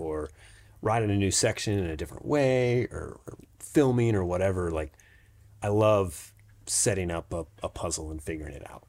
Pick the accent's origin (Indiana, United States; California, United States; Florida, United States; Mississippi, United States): Florida, United States; Jacksonville; now in Brevard, United States; I grew up in Jacksonville, Florida